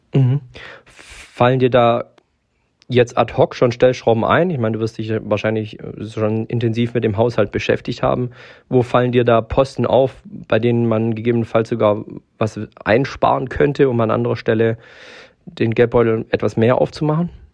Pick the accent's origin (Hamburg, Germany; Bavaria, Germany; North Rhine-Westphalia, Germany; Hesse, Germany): Hamburg, Germany; moved away; also born or lived in Herrenberg; als Hamburger Junge